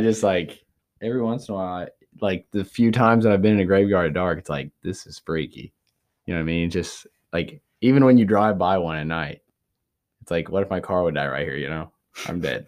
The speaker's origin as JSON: {"language": "English", "country": "United States", "tie": "born or raised there", "said": "born and raised in Davis County, uh, home of the free. Wait, no, it's Amish."}